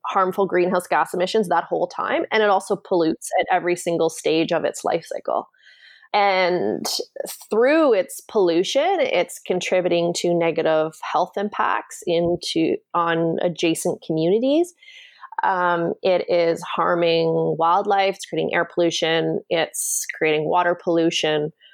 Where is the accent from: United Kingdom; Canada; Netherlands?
Canada; also born or lived in Washington, D.C.; I grew up in Canada